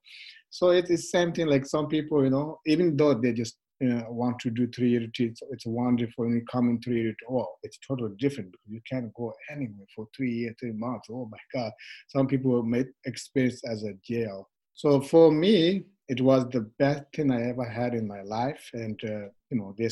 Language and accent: English; Tibet, China; moved away; I'm from Tibet